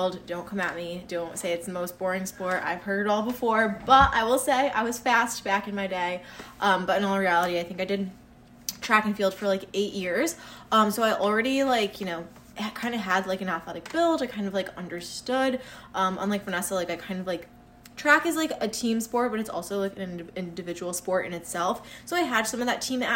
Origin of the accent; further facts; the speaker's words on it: Connecticut, United States; We grew up here kind of like our whole lives